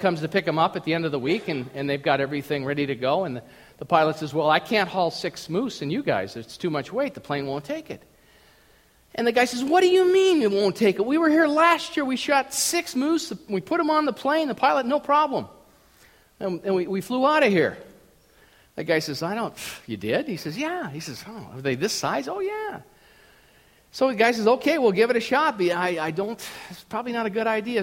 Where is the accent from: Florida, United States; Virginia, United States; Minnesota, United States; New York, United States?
Minnesota, United States; I grew up in Minnesota